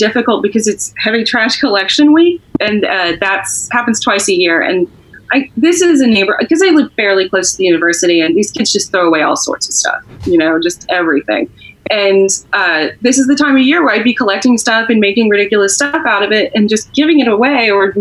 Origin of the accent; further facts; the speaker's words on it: Texas, United States; I'm from Texas